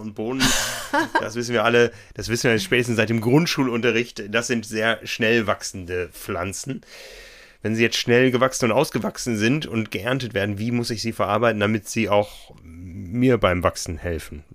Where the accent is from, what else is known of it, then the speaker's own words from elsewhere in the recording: Northern Germany, Germany; In meiner Heimat gab es immer viel Grünkohl